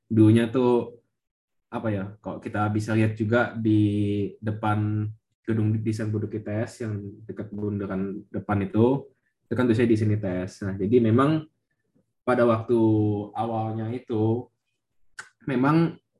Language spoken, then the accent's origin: Indonesian; Jakarta, Indonesia; Jadi, ya asalku dari Jakarta tapi bukan asli Jakarta.